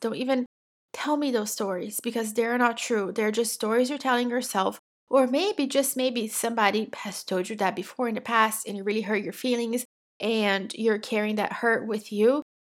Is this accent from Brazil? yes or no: yes; Brazil; English is a second language; now in United States; I'm originally from Brazil. I have lived in the United States for twenty-two years at this point